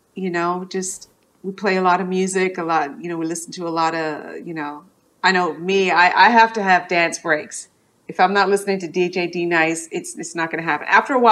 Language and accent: English; Toronto, Ontario, Canada; born or raised there